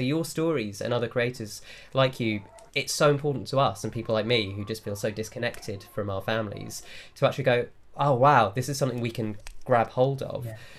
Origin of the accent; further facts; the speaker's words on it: England, United Kingdom; accent: English; we look English and we sound English, mm-hmm. but we grew up in homes that weren't English.